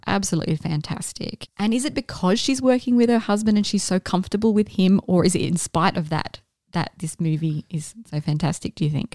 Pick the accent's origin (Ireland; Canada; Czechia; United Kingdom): United Kingdom; Scotland; I am Scottish